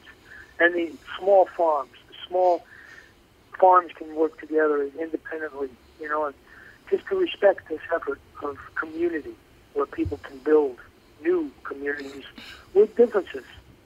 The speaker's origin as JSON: {"language": "English", "country": "United States", "said": "as an American"}